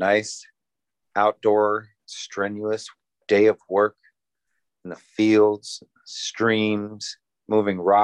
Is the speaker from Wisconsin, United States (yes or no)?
yes; Northern Wisconsin, United States; also born or lived in Madison, Wisconsin; I am from Northern Wisconsin.